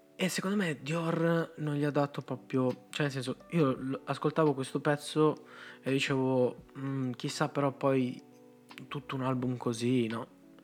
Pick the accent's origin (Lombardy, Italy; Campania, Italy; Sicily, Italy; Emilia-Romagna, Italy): Lombardy, Italy; Rozzano; vengo da Rozzano